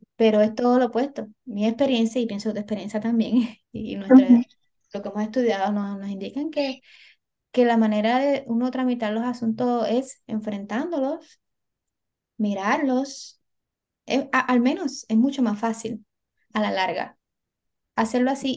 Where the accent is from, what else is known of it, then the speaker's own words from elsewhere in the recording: Puerto Rico; los boricuas